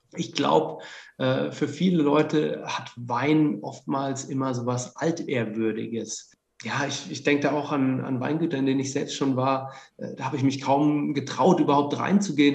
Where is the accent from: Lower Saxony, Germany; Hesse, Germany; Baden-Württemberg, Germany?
Baden-Württemberg, Germany; Heidelberg; moved away; also born or lived in Franconia; ich komme eigentlich aus Heidelberg